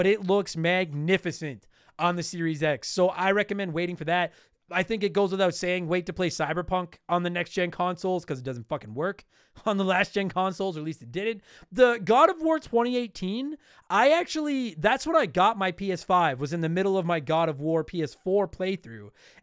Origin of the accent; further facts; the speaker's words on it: Canada; first language English; I'm from Canada, and all I've ever spoken my entire life is English